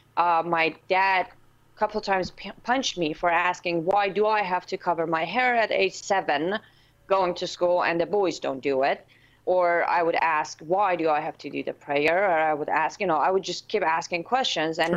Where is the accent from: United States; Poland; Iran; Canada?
Iran; moved away; I was born and raised in Islamic Republic of Iran with an N at the end, not a Q. It's Iran